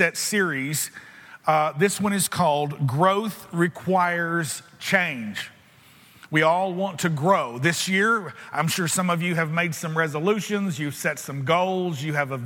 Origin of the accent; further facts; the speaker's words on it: United States; I'm an American